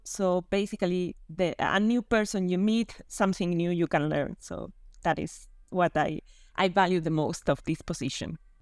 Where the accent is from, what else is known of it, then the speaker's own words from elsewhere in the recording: Canary Islands, Spain; now in Rome, Italy; I'm from Spain, from the Canary Islands, and now living in Rome.